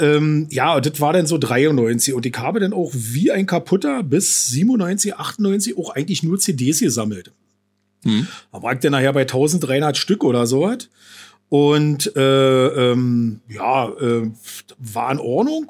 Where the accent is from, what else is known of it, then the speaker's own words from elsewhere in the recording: Falkensee, Brandenburg, Germany; ich bin äh, 48 noch. Ähm, ja, Falkenseer äh, schon immer